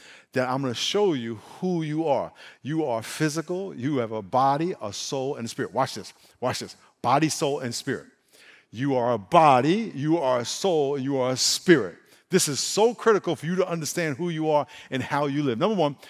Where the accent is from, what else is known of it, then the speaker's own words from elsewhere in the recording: Brooklyn, New York, United States; born there; where I was born in Brooklyn